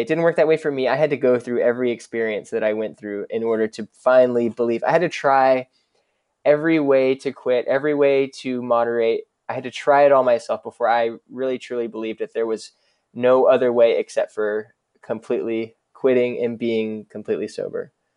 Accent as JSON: {"language": "English", "town": "Dallas", "region": "Texas", "country": "United States", "tie": "born or raised there", "said": "I grew up in Dallas, and I, I grew up in, in Dallas proper"}